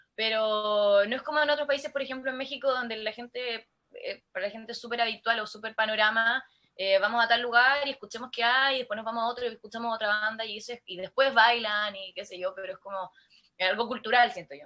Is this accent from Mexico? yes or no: no; La Serena, Coquimbo, Chile; mi mamá me llevaba a cantar a, Telenorte, canal regional de acá de La Serena